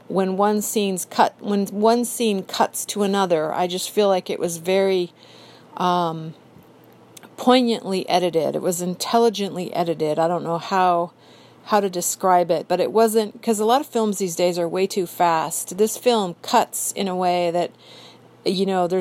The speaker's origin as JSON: {"language": "English", "town": "San Diego", "region": "California", "country": "United States", "said": "I'm not from Laurel Canyon, but I am from San Diego, California"}